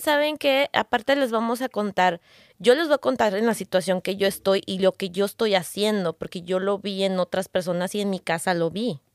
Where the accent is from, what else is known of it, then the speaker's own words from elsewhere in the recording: Mexico; como buena mexicana